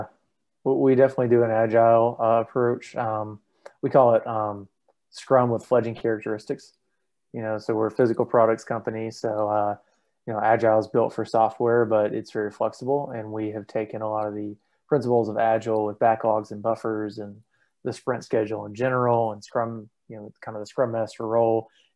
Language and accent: English; Tuscaloosa, Alabama, United States; also born or lived in Southeast US; I'm from all over the place. My parents served in the military. My dad was active duty Army for 28 years. So I've lived all over the Southeast. Tuscaloosa, Alabama is where I call home.